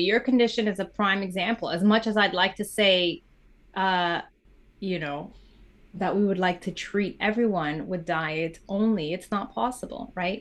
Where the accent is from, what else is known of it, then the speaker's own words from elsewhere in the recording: Canada; also born or lived in Mozambique; I, I grew up in Canada, went to school in Canada.